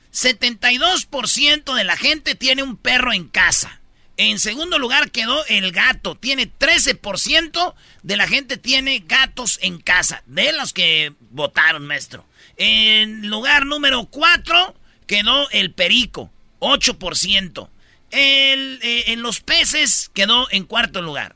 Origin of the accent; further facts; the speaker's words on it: Michoacán, Mexico; yo soy de Michoacán